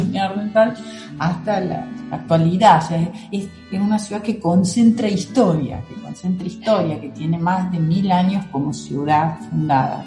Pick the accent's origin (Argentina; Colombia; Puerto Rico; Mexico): Argentina; moved away as an adult; also born or lived in Germany; now in Weimar, Germany; Mis raíces están en Argentina y mis alas en Alemania.